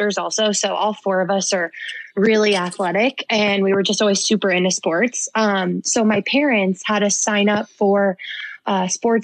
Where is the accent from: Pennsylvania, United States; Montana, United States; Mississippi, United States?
Pennsylvania, United States; Philadelphia; moved away; also born or lived in Southern California; I'm from Philly because I was only five when we moved